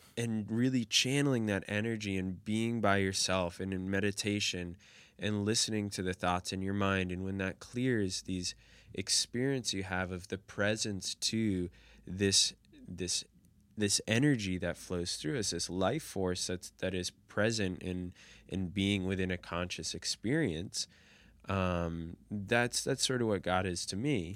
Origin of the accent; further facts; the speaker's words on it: United States; growing up in the United States